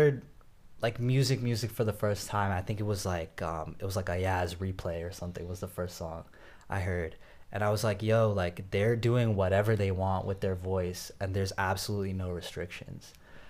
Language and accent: English; South India, India; I can rap a bar about, you know, I'm from South India. This is what South Indians do, you know?